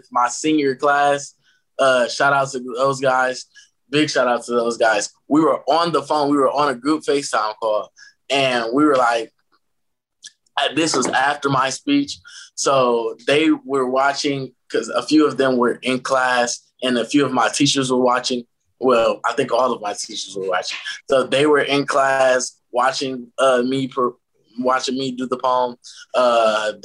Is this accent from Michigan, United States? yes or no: yes; Detroit, Michigan, United States; I'm from Detroit, Michigan. I attend a Jesuit school in Detroit called Loyola High School.